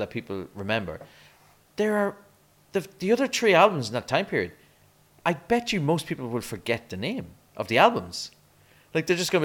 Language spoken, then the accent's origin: English; Ireland; As an Irish person